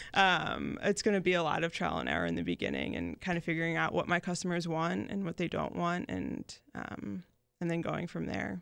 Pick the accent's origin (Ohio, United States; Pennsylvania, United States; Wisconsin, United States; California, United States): Pennsylvania, United States; Newtown; moved away as an adult; also born or lived in Philadelphia; now in Jacksonville Beach, United States; from Newtown, Bucks County. So it's about, like, forty minutes outside of the city. Um, that's where I grew up.